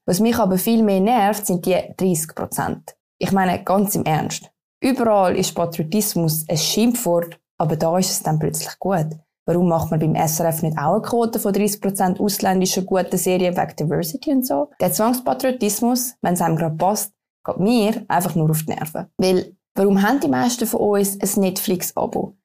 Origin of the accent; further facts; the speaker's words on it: Switzerland; Bei uns in Bern